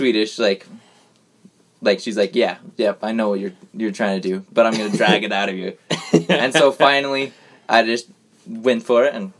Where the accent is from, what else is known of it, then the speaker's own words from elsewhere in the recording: Spanish Fork, Utah, United States; I'm from Spanish Fork.